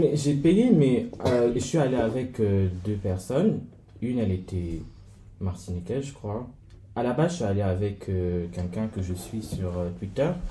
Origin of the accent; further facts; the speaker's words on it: Cameroon; moved away; en tant que Camerounais